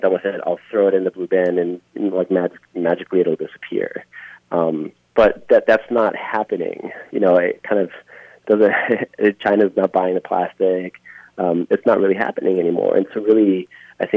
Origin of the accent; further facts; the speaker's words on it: Easter Island, Valparaíso, Chile; now in Minneapolis, United States; When I grew up there, I mean, when I was really young, we had one flight, maybe 2 or 3 weeks